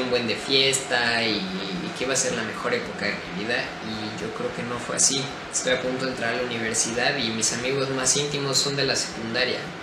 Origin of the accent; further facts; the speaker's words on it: Querétaro, Mexico; soy de México, Querétaro